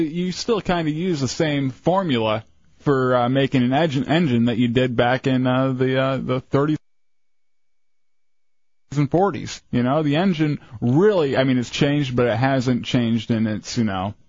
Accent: Fowlerville, Michigan, United States; now in Orlando, United States; In my hometown, Fowlerville, where I grew up, there were no black people. I think one or two Spanish people. Very, very little diversity in Fowlerville, Michigan. It's grown a little bit since I left.

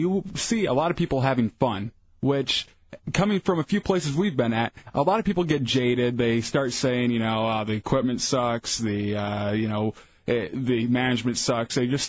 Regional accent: Michigan, United States; also born or lived in Washington, D.C.; now in Orlando, United States; I grew up in Michigan, which is a far cry from anything out here.

